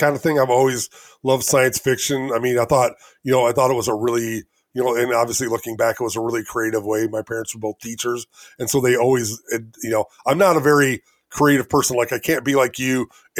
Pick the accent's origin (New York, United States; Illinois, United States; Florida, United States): Illinois, United States; Elgin; I'm from Elgin, Illinois